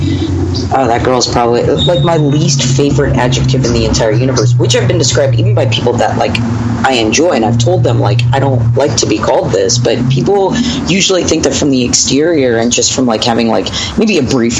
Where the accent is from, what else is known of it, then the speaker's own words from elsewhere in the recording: Los Angeles, California, United States; also born or lived in Hawaii / Salt Lake City; I was born in Los Angeles, lived here until I was about 7, and then that's like around 92